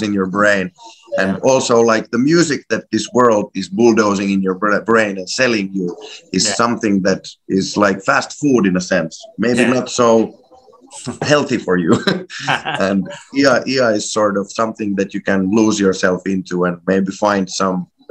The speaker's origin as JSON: {"language": "English", "country": "Ukraine", "moved": "yes", "lives_now": "Finland", "said": "I'm also originally from Ukraine"}